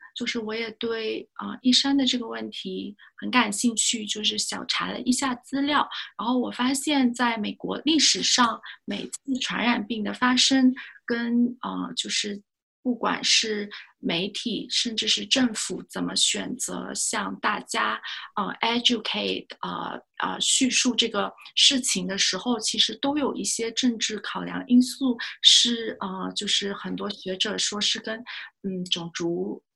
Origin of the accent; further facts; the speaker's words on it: China; 是不是就是我们中国人确实吃的东西会比较多